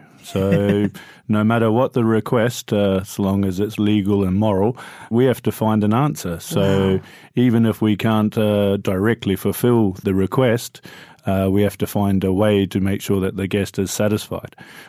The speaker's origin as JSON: {"language": "English", "country": "New Zealand", "moved": "yes", "lives_now": "London, United Kingdom", "said": "So I'm actually a Kiwi, which means I'm from New Zealand."}